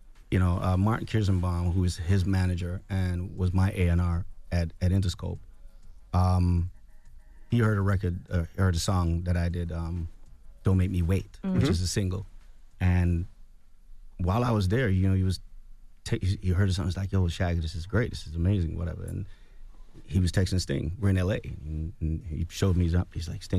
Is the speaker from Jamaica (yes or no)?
yes; Rae Town, Kingston, Jamaica; now in United States; I'm from the hood. I'm from Raytown. I've lived in a tenement job my whole life, you know, until I came to the States.